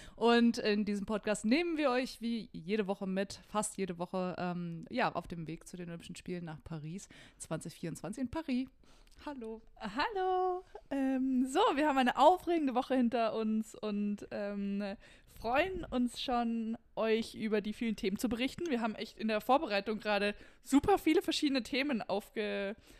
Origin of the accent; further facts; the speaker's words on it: Darmstadt, Hesse, Germany; moved away; ich komme ja aus Hessen, ähm, aus Darmstadt und da sagt man Gude